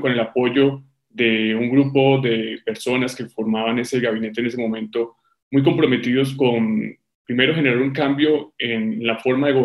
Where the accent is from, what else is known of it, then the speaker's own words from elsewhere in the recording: Tuluá, Valle del Cauca, Colombia; Tuluá es mi ciudad natal